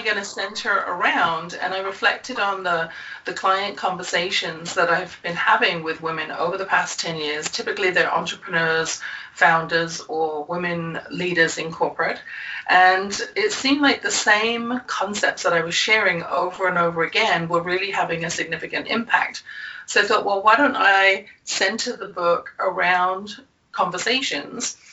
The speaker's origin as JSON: {"language": "English", "region": "England", "country": "United Kingdom", "tie": "born or raised there", "said": "As you can probably tell from my accent, I grew up in England"}